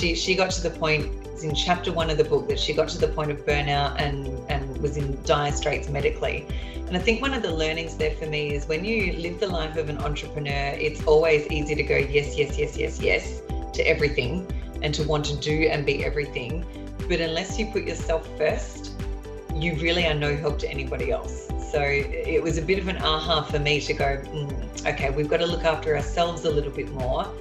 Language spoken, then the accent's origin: English; Australia; I'm an Aussie investing in the US